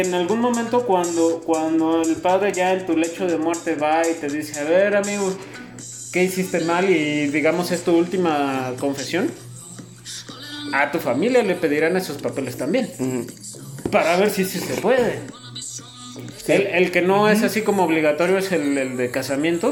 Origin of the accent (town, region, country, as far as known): Mexico